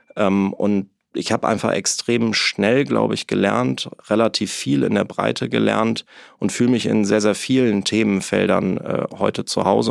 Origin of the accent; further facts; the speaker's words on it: Neuss, North Rhine-Westphalia, Germany; moved away as an adult; also born or lived in Hamburg; ich komme quasi aus dem wunderschönen Rheinland, aus Neuss bei Düsseldorf. Ähm, bin auch Rheinländer durch und durch